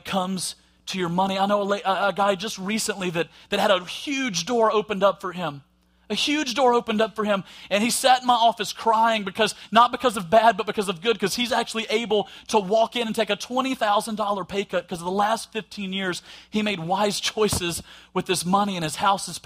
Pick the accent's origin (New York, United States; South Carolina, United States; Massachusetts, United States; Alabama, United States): Alabama, United States; accent: Southern; with my accent and stuff and gone, oh, well, you must be from the South in Alabama. I am, and I'm proud